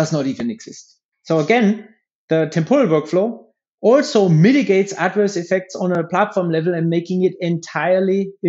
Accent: Germany; moved away as an adult; also born or lived in Palo Alto, California, United States; now in United States; I grew up in Germany

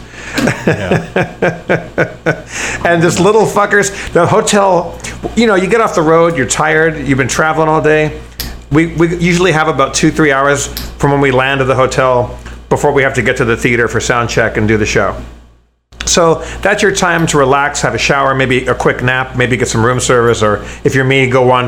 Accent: Los Angeles, California, United States; I'm from Los Angeles. I'm from Southern California, and which is where Los Angeles is

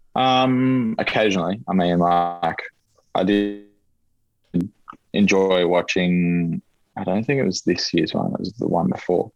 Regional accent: Queensland, Australia; growing up in Queensland, probably don't have it as much in a Tasmanian sense, but you grow up a lot with NRL

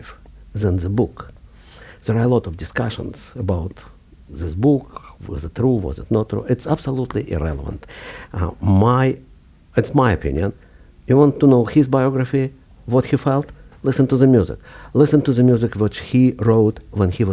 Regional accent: Kharkiv, Kharkiv Oblast, Ukraine; moved away; I was born in 1948 in Kharkov, which was then Ukraine, but still Soviet Union.

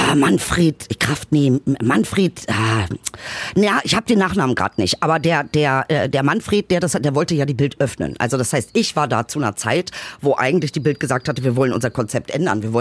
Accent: East Germany, Germany; Bin Ossi, man kann das so sagen.

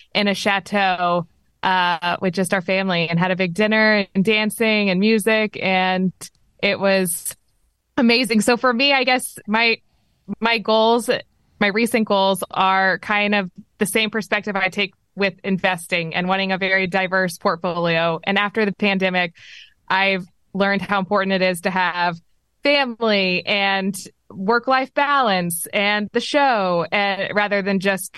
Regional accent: Texas, United States; I'm from Texas

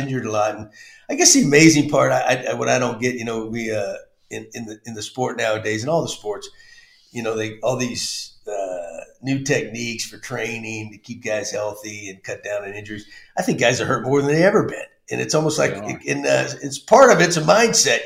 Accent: Texas, United States; also born or lived in Massachusetts; growing up in Texas

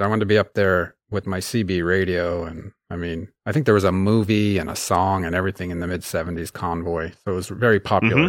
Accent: Sonoma County, Northern California, United States; moved away as an adult; also born or lived in Sweden; now in Hebron, United States; I grew up in Northern California and, uh, in the California wine country, Sonoma County

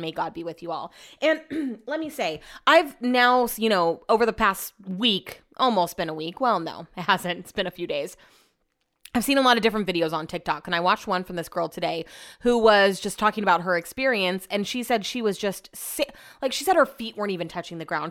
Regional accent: Sacramento, California, United States; also born or lived in Folsom, California; I grew up in College Greens

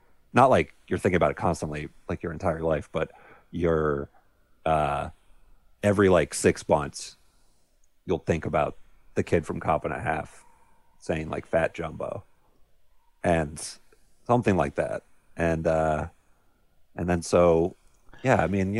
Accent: Tampa, Florida, United States; it's from my hometown, obviously. Not a lot of movies are set in Florida or Tampa.

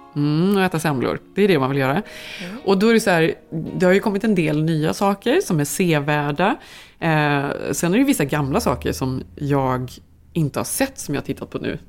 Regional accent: Sweden; som svensk

